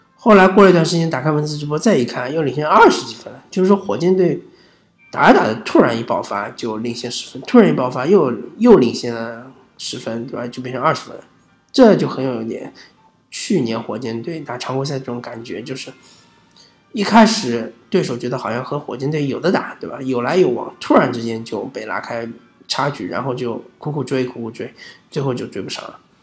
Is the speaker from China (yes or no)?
yes; China; 我们中国人